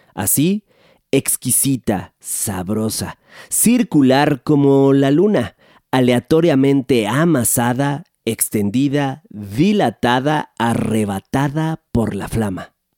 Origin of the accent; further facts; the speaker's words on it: Mexico; nos dan identidad como mexicanos